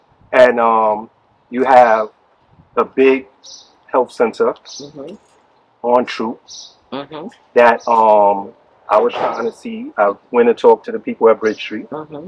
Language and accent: English; New York City, New York, United States; We're from Bedford-Stuyvesant.